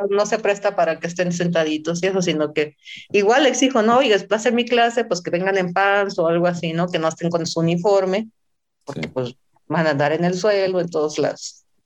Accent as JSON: {"language": "Spanish", "region": "Sinaloa", "country": "Mexico", "tie": "born or raised there", "moved": "as an adult", "lives_now": "Mexico City, Mexico", "said": "iba a la ciudad, de, Sinaloa, iba a mi tierra natal"}